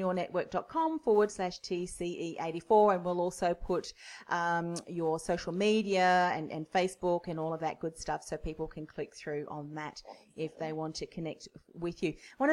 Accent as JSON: {"language": "English", "country": "Australia"}